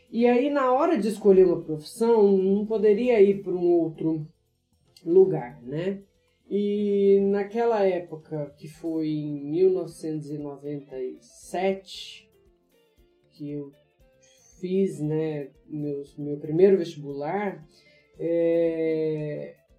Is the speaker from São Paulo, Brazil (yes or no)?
no; interior of Minas Gerais, Brazil; eu sou mineira, é, do interior de Minas Gerais